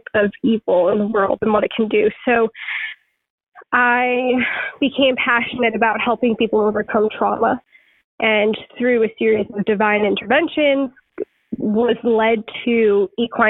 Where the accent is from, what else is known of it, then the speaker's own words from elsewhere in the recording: Suffolk County, Long Island, New York, United States; I grew up on Long Island, Suffolk County, Long Island